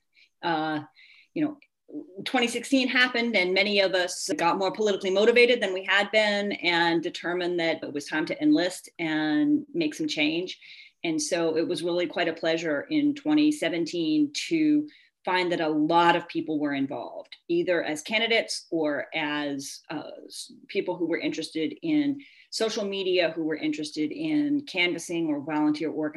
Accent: Virginia, United States; moved away as an adult; now in Poughkeepsie, United States; I grew up in Virginia and I went to William & Mary and then the University of Virginia and then moved here to take a teaching job in 1995

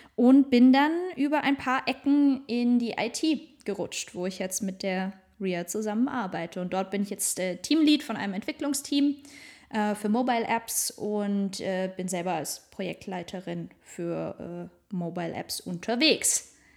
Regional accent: Northern Black Forest, near Baden-Baden, Baden-Württemberg, Germany; moved away as an adult; also born or lived in Stuttgart; Ich komme aus dem Schwarzwald, Nordschwarzwald besser gesagt, äh, born and raised, aus der Nähe von Baden-Baden

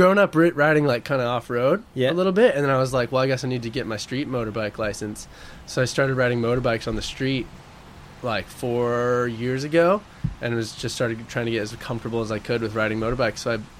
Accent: Oregon, United States; also born or lived in Spain; because the college in Oregon for marine biology that's associated with the university is in my hometown. So I could just live at home and go to school and surf like the local breaks where I grew up.

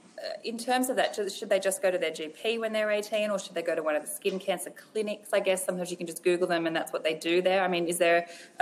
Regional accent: Australia; growing up in Australia

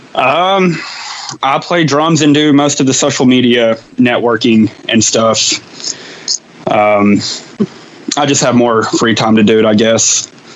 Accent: Knoxville, Tennessee, United States; I'm from Knoxville, Tennessee

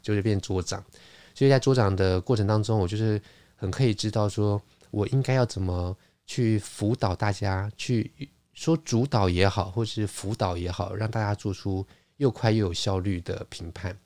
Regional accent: Taiwan; 就是我一个台湾人

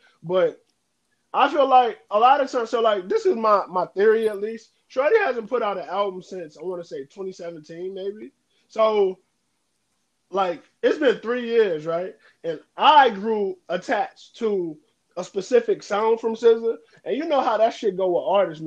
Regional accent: New Orleans, Louisiana, United States; I'm from New Orleans

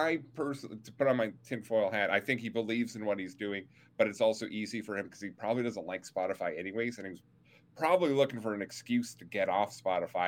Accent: Canada

